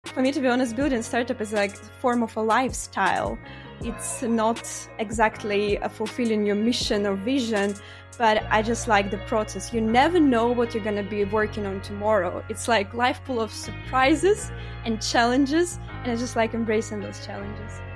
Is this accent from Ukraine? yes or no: yes; Ukraine; moved away as an adult; also born or lived in Poland; now in Norway; originally I'm from Ukraine, uh, and, uh, basically I studied my study there. I've been brought up there.